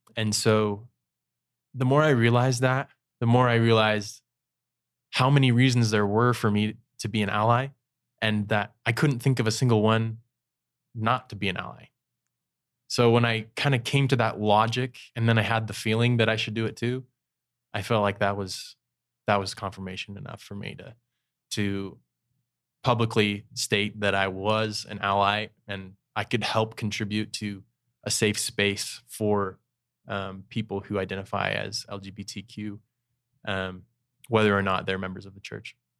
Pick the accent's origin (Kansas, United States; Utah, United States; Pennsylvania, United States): Utah, United States; St. George; also born or lived in Soda Springs, Idaho / Brasilia, Brazil; when I was ten, moved to Saint George, Utah